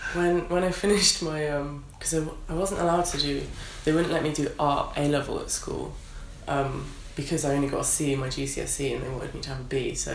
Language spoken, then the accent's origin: English; Netherlands; also born or lived in Cumbria / Milton Keynes / Berlin / London; So I was born in Cumbria, but I grew up in the Netherlands and then moved back to England and lived in Milton Keynes for a little bit, which is amazing.